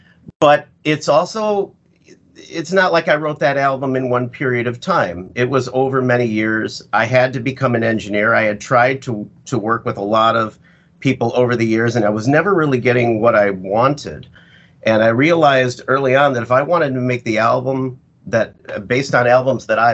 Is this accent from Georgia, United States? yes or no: no; Chicago, Illinois, United States; also born or lived in Seattle; now in Florida, United States; I'm originally a Midwesterner like you. I'm from Chicago.